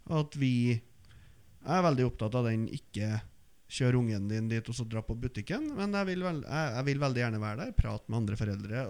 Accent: outside Trondheim, Trøndelag, Norway; jeg vokste opp utenfor Trondheim og spilte fotball på Løkka

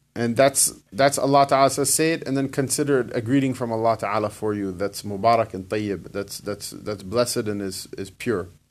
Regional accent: United States; I was born here. I'm not in, from Pakistan.

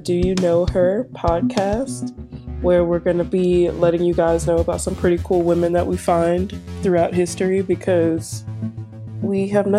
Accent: New Orleans, Louisiana, United States; I am from New Orleans, Louisiana originally, and I still live in Louisiana because of school.

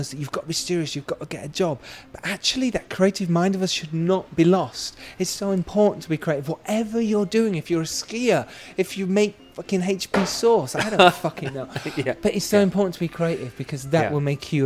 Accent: United Kingdom; I've actually had to talk myself out of not being too British

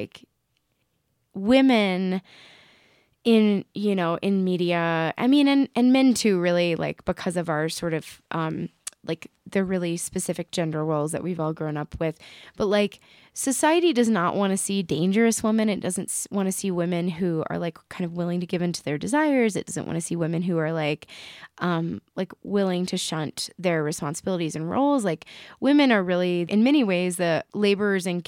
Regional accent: the South, United States; I grew up in the South

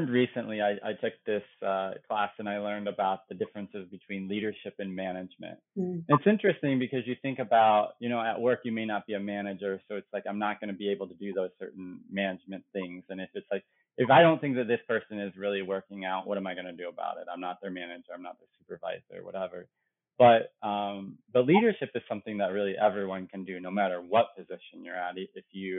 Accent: Illinois, United States; now in Chicago, United States; I grew up in Illinois, but not in the Chicago area.

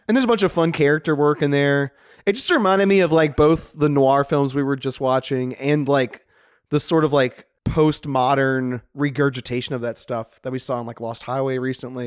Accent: Chalmette, Louisiana, United States; That's my hometown

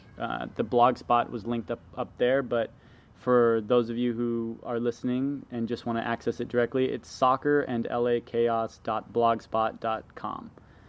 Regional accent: Los Angeles, California, United States; from Los Angeles, California, mid-city K-Town.

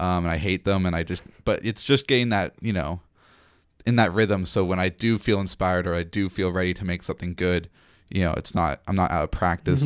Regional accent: Nanaimo, British Columbia, Canada; moved away as an adult; now in Victoria, Canada; I left my hometown, Nanaimo

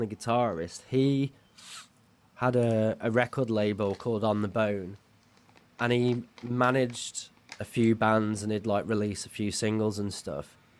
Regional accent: Halesowen, West Midlands, United Kingdom; now in Leeds, United Kingdom; I'm from a place called Hale Zoan

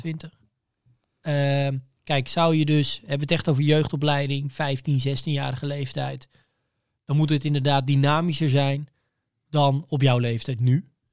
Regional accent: Bunschoten, Utrecht, Netherlands; Ik kom uit Bunschoten, maar ik zat op school in Amersfoort

